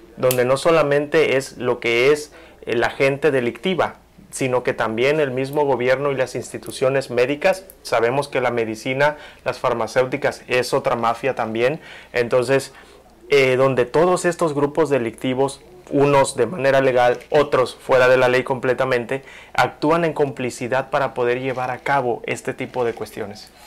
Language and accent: Spanish; Mexico; soy orgullosamente mexicano